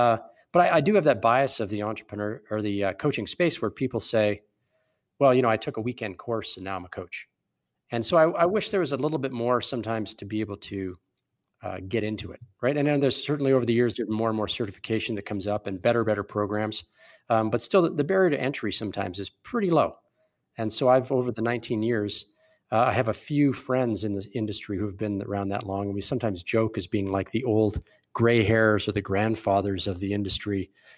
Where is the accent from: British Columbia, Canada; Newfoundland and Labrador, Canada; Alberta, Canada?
Alberta, Canada; Calgary; My background's pretty entrepreneurial. I'm from Calgary.